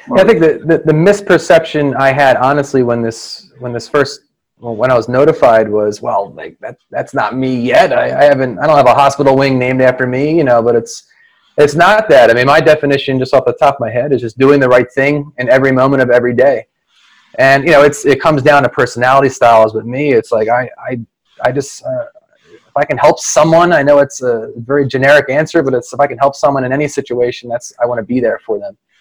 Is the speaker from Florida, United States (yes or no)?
no; Philadelphia, Pennsylvania, United States; I'm born and raised in the Philadelphia area. I haven't moved too far, about five miles from where I grew up